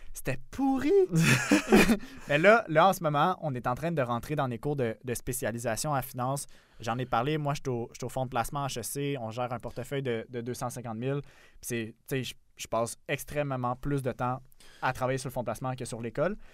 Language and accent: French; South Shore of Montreal, Quebec, Canada; now in Montreal, Canada; j'étais dans mon petit carcan de la rive sud de, de Montréal. Après, j'étais allé, tu sais, dans la grande banlieue de Québec